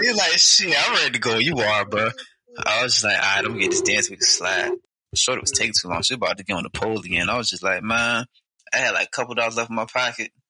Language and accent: English; Portsmouth, Virginia, United States; I'm from Portsmouth